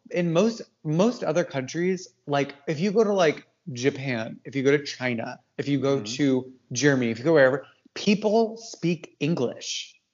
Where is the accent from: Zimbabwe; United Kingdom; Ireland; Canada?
Canada; I'm French Canadian.